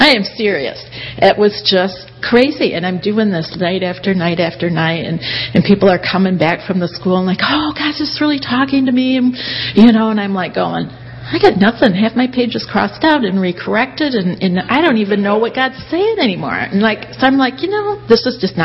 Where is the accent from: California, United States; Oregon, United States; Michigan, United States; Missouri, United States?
Michigan, United States; Kalamazoo; moved away as an adult; now in Somerville, United States; I'm from Kalamazoo. So good to be back here, you guys. This is still home. Yeah, we moved down to Somerville about a year ago